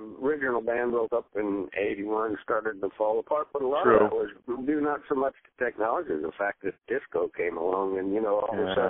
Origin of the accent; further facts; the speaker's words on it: Dunedin, Florida, United States; also born or lived in Tarpon Springs, Florida; when I first moved to Florida, my family moved to Tarpon Springs, but I basically grew up in a little town called Dunedin, Florida.